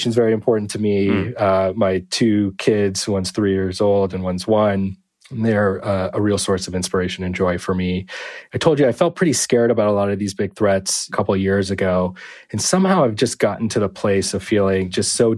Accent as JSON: {"language": "English", "area": "Bay Area", "region": "California", "country": "United States", "tie": "born or raised there", "moved": "yes", "lives_now": "Boston, United States", "said": "I grew up in the Bay Area"}